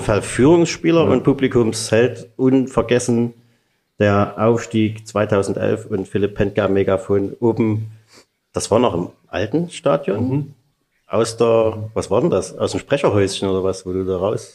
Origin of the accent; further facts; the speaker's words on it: Freiberg, Saxony, Germany; now in Chemnitz, Germany; Wir sind beide geboren in Freiberg